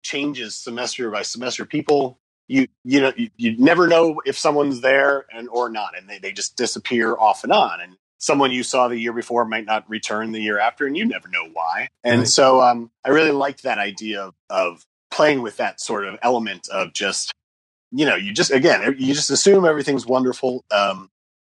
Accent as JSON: {"language": "English", "region": "Indiana", "country": "United States", "moved": "as an adult", "lives_now": "Los Angeles, United States", "said": "I live in Los Angeles. I've lived out here since the late 90s. Before that, I'm originally from Indiana."}